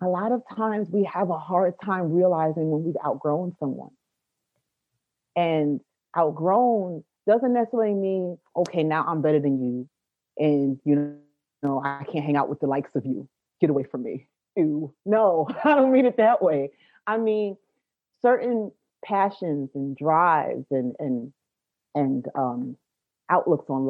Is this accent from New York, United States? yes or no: yes; New York City, New York, United States; I am from Brooklyn